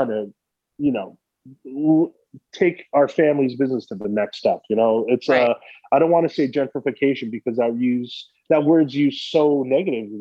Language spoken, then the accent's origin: English; Brookline, Massachusetts, United States; I grew up in Brookline personally. I went to four different grade schools in Brookline